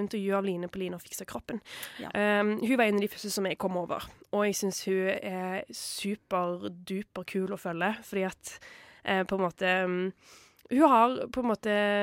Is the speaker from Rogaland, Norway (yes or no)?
yes; Stavanger, Rogaland, Norway; min hjemby i Stavanger